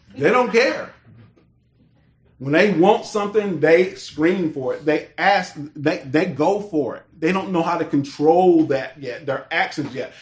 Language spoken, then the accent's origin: English; United States; I was born in America